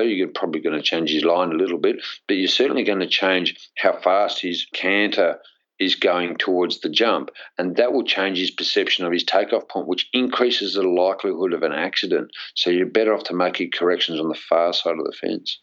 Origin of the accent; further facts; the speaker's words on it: Australia; also born or lived in England; as an Australian